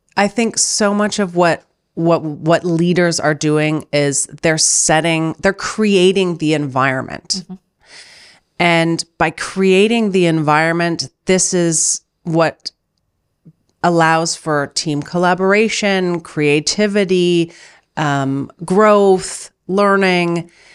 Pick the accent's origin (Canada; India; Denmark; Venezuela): Canada; now in Germany; I'm Canadian, as you know. I live in Germany